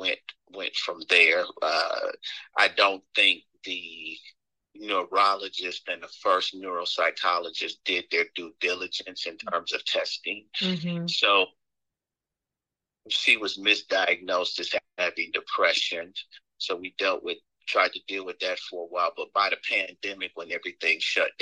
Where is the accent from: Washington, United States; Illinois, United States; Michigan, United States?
Michigan, United States; moved away as an adult; now in Atlanta, United States; I'm originally from Michigan.